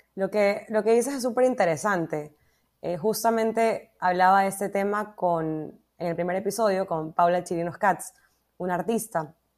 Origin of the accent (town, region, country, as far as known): Ecuador